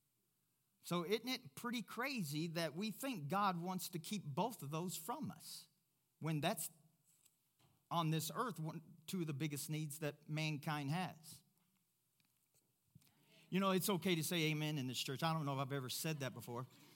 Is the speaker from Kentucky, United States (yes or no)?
yes; Louisville, Kentucky, United States; moved away as an adult; also born or lived in Africa; now in Pueblo, United States; Louisville, Kentucky, my hometown